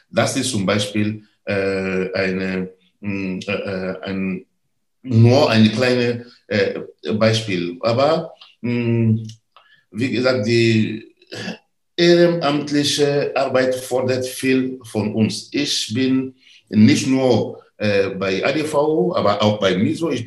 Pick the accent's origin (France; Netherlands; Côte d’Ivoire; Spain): Côte d’Ivoire; German is a second language; in meiner Heimat. Ich komme aus der Elfenbeinküste. Wir fördern da äh, Bildung in äh, äh verschiedene äh, benachteiligte Ecke in der Elfenbeinküste